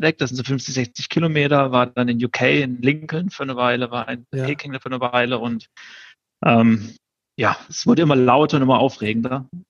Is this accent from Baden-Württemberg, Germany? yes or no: yes; Baden-Württemberg, Germany; also born or lived in Karlsruhe; Ich bin äh, im Süden von Deutschland groß geworden, da bin ich geboren.